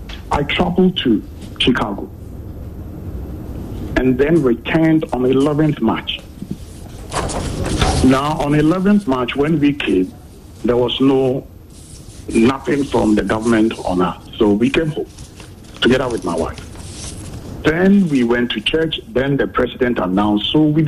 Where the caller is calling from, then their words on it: Kumasi, Ashanti, Ghana; Yeah, from Kumasi.